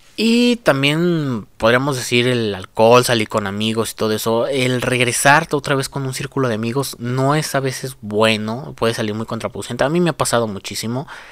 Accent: Mexico; aquí en mi país, en México

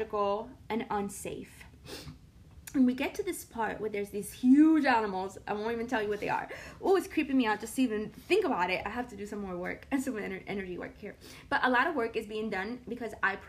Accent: Puerto Rico; I'm from Puerto Rico, and we do have a rainforest in Puerto Rico

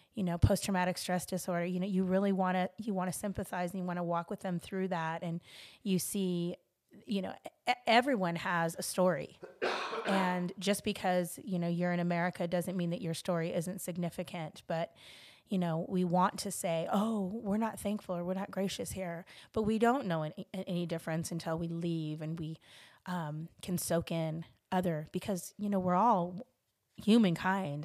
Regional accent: Los Angeles, California, United States; I'm from Los Angeles, California.

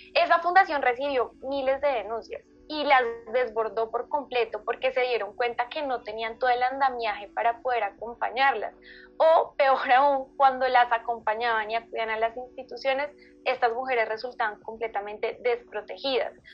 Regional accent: Colombia; soy de Colombia

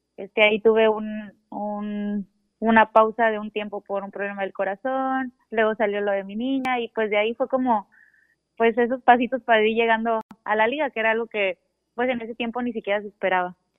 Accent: Ensenada, Baja California, Mexico; also born or lived in Tijuana; crecí aquí jugando en Ensenada

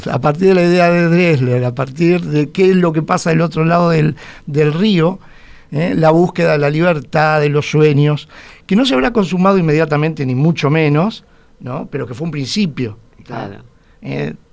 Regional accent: Montevideo, Uruguay; vamos a ver si nos reconquista nosotros como, como montevideanos.

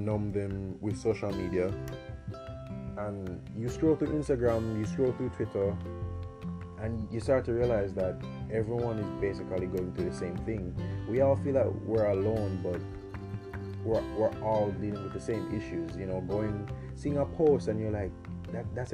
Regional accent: Jamaica; I'm 20 years old and I'm from Jamaica

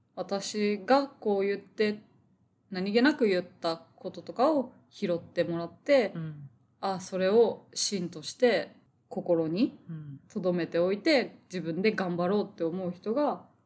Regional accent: Tokyo, Japan; 東京育ち東京出身で、はい、東京に実家があるような感じなので

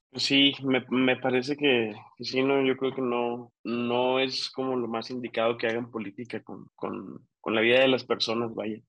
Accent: Chihuahua, Mexico; yo como, como norteño de, Chihuahua, pues desde el 2006

